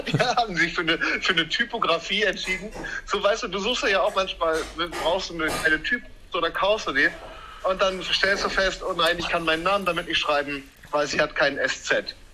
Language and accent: German; Münster, North Rhine-Westphalia, Germany; ich bin in meiner alten Heimat in Münster zu Besuch